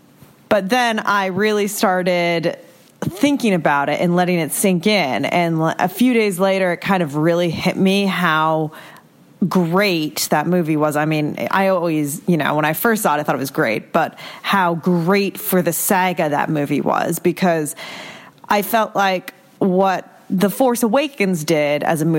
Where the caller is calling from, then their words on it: Boston, Massachusetts, United States; I am calling from Boston, Massachusetts.